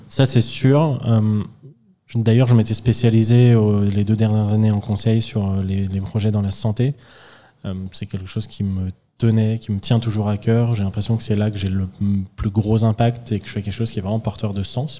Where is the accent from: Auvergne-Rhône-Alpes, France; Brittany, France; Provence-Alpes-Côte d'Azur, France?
Auvergne-Rhône-Alpes, France; Lyon; je viens pas de la campagne, une petite ville, mais je viens de Lyon